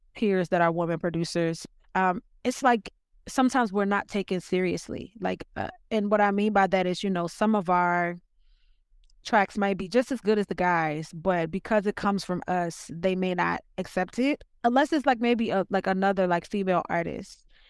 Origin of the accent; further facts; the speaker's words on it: Richmond, Virginia, United States; now in Los Angeles, United States; I am from Virginia, Richmond, Virginia, to be specific.